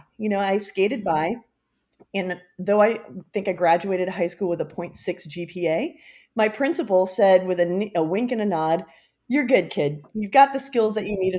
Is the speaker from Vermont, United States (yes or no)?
no; Rockville, Maryland, United States; I grew up in Rockville, Maryland, and I was the youngest of three siblings